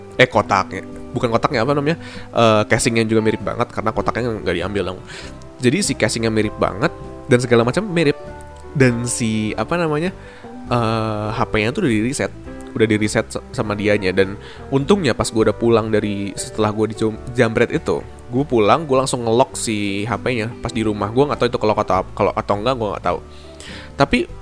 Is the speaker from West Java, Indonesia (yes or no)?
yes; Bandung, West Java, Indonesia; wali kota gua tuh bikin satu, eh, apa, program tentang work to school